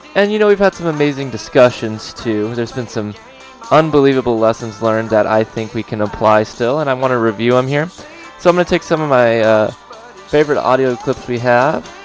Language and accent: English; Los Angeles, California, United States; born or raised there